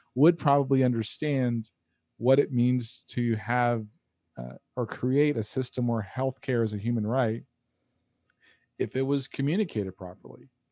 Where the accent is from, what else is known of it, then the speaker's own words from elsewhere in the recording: United States; as an American